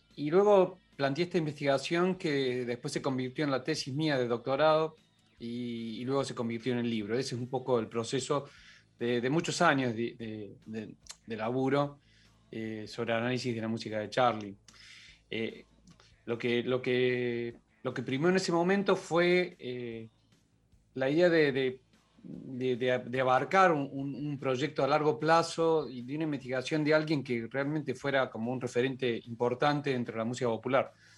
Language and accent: Spanish; Córdoba, Argentina; yo soy cordobés